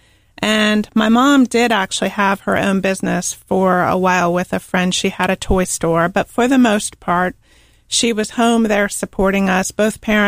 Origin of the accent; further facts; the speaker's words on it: Arlington, Virginia, United States; moved away as an adult; also born or lived in Charlottesville, Virginia / Charlotte, North Carolina; now in Charleston, United States; I am originally from Arlington, Virginia